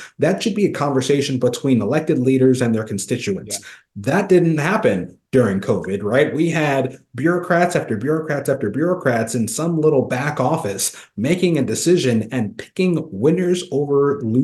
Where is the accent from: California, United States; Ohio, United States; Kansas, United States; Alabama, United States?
Kansas, United States; my home state of Kansas